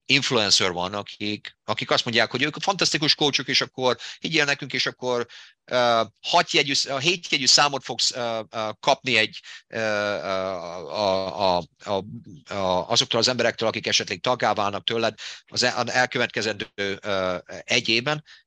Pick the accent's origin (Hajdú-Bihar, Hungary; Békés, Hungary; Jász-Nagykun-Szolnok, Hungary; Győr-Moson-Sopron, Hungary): Hajdú-Bihar, Hungary; Debrecen; born or raised there; accent: Hungarian; moved away as an adult; now in United States